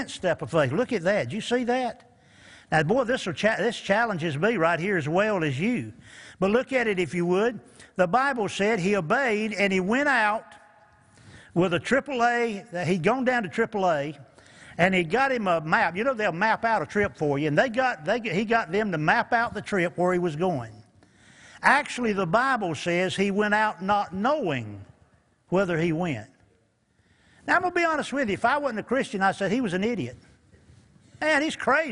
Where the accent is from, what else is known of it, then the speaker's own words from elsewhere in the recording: Eastern North Carolina, United States; moved away; also born or lived in Newport News, Virginia; We're from Eastern North Carolina, moved up to Newport News and got saved up there